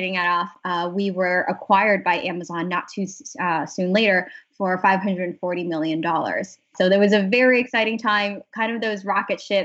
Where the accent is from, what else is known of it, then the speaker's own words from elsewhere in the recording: San Diego, California, United States; moved away as an adult; also born or lived in Boston / San Francisco; now in New York City, United States; I grew up in San Diego and went to school in Boston